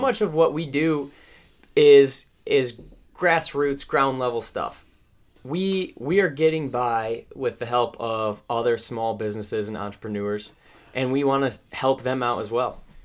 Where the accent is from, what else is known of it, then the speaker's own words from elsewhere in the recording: Midwest, United States; Trent and I come from the Midwest